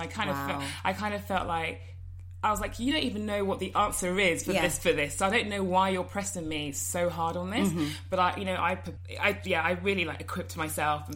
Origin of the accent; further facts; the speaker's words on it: London, United Kingdom; I grew up in Finchley. So it's quite a Jewish area in North London